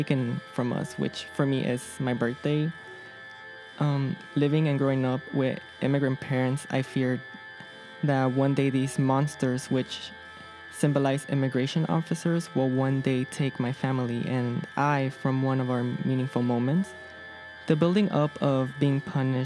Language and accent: English; Chicago, Illinois, United States; I am from the Little Village neighborhood